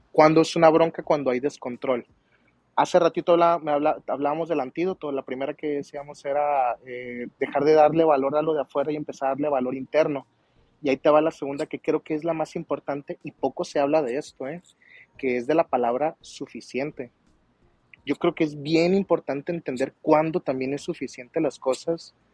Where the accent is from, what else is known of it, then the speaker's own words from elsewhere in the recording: Culiacán, Sinaloa, Mexico; vengo de una ranchería de Culiacán, estudié fuera, estudié sin el apoyo de la familia, trabajé